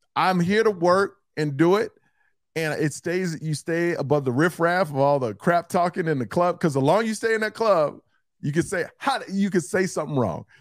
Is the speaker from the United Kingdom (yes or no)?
no; Houston, Texas, United States; I'm from Houston